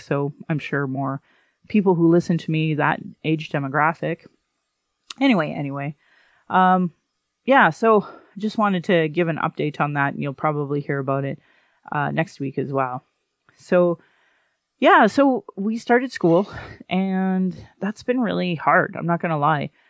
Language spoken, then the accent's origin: English; Calgary, Alberta, Canada; born or raised there